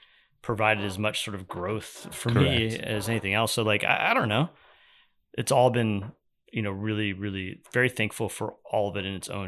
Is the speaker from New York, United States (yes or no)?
no; California, United States; I know. I grew up in California. I grew up in the water, so there's a part of me that's like always craving it.